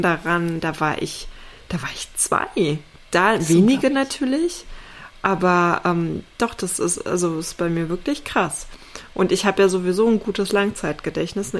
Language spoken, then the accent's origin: German; East Germany, Germany; ich bin ja in, in Ostdeutschland aufgewachsen, ne? ehemalige DDR